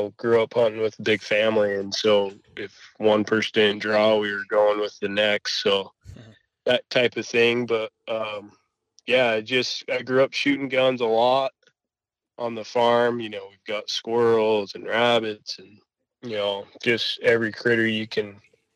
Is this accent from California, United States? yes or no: no; northern Nevada, United States; I was born and raised out in Nevada, northern Nevada